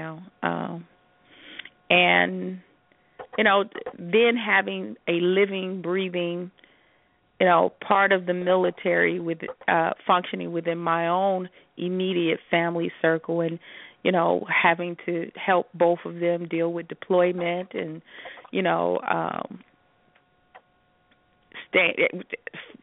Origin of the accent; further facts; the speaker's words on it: Chicago, Illinois, United States; now in Las Vegas, United States; Growing up in Chicago, in the Midwest